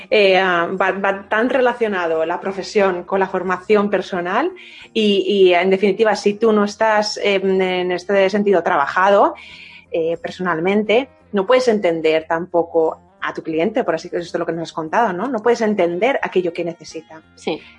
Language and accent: Spanish; Valencian Community, Spain; Soy valenciana.